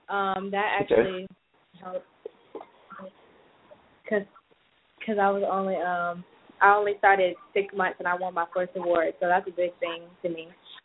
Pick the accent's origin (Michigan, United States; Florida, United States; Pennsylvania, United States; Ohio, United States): Florida, United States; Yulee; now in Atlanta, United States; Yulee, Florida.